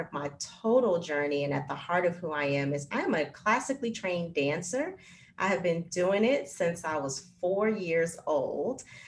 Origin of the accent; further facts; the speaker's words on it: Los Angeles, California, United States; I am a Black woman born and raised in Los Angeles, California